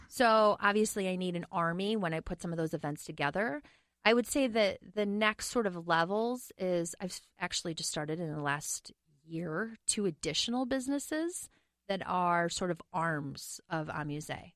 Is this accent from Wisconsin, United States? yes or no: yes; Medford, Wisconsin, United States; also born or lived in Oregon; now in Minneapolis, United States; I did grow up in Wisconsin